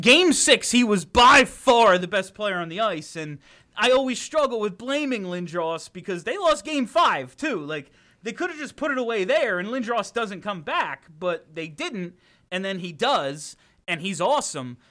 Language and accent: English; New Jersey, United States; I'm from South Jersey